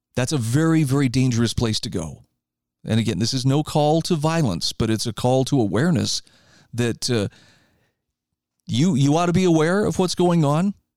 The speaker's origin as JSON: {"language": "English", "country": "United States", "said": "I'm an American and I'm going to stay here"}